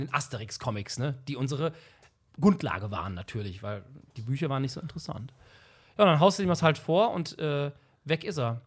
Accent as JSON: {"language": "German", "area": "40-50 km from Cologne", "region": "North Rhine-Westphalia", "country": "Germany", "tie": "born or raised there", "said": "Ich war nicht in Köln in der Schule, 40, 50 Kilometer weit weg"}